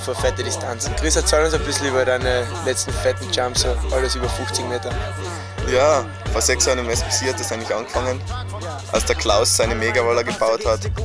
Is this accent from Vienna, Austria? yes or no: no; Tyrol, Austria; Als Tiroler